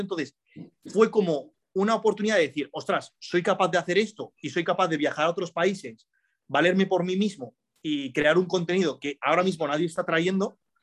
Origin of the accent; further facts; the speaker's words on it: Spain; also born or lived in Morocco; yo me he criado aquí en España